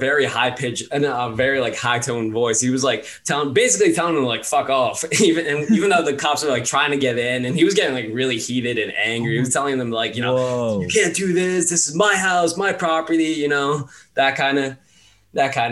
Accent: Long Island, New York, United States; I'm from Long Island myself

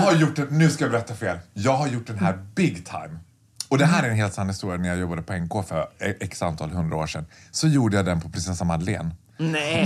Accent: Borlänge, Dalarna County, Sweden; jag är född och uppvuxen i Borlänge

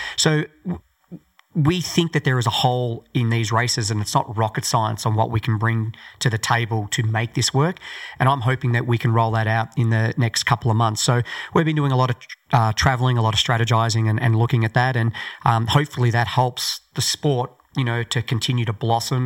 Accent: Australia; born or raised there

